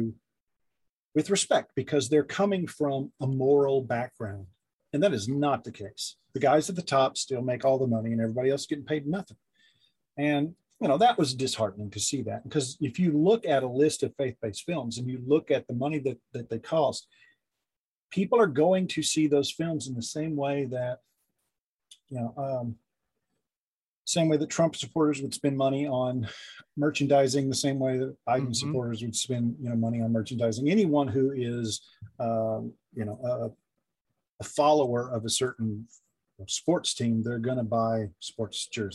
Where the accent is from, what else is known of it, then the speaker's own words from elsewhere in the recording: the South, United States; I grew up in the South